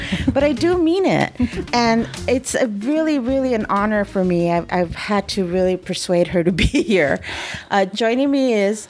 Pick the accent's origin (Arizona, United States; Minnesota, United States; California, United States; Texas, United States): California, United States; East Los Angeles; I grew up in East LA, so that's always been very Mexican.